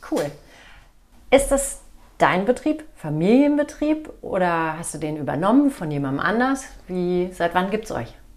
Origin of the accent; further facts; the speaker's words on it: the North, Northern Germany, Germany; now in Wiesbaden, Germany; Ich komme ja aus dem Norden